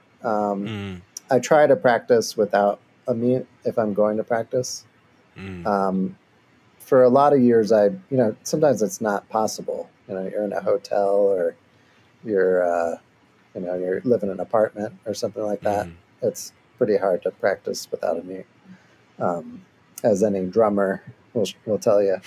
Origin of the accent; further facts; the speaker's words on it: Michigan, United States; now in Austin, United States; I am from Michigan